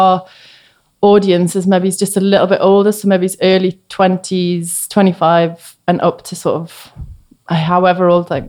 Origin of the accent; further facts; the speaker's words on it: Newcastle, North East England, United Kingdom; So when I was, I was like a teenager in the 90s. So I was really into like Riot Girl music. And because Newcastle was a bit barren, to be honest